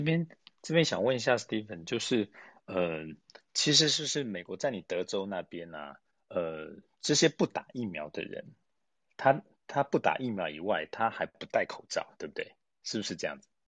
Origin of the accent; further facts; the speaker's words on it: Taiwan; 替我们台湾人问的